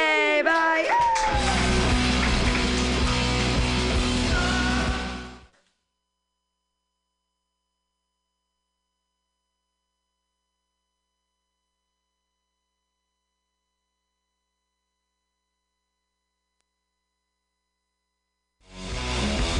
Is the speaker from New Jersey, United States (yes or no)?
no; Danville, California, United States; I grew up in Danville, very close to Walnut Creek